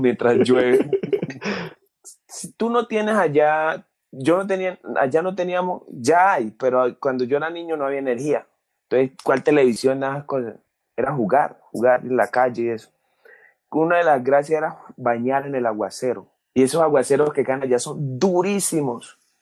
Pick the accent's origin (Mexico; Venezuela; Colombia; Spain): Colombia; Pacific region; accent: Pacific; also born or lived in Cali; la gente de mi tierra, de la gente del Pacífico, las cosas que hablaban, porque me identifico con, con el acento